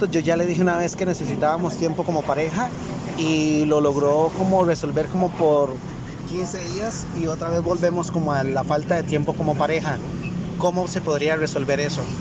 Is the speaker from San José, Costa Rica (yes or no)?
no; Nicoya, Guanacaste, Costa Rica; Soy de Nicoya y me encantan este tipo de temas.